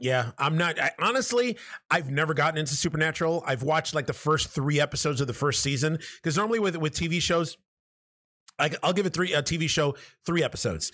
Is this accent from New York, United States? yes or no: yes; New York City, New York, United States; now in Buffalo, United States; I'm originally from New York City